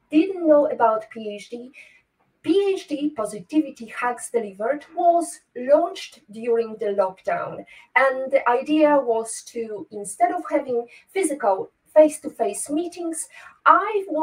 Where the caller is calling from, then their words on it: Toruń, Kuyavian-Pomeranian Voivodeship, Poland; English is a second language; I'm joining from Torun today. It's a bit rainy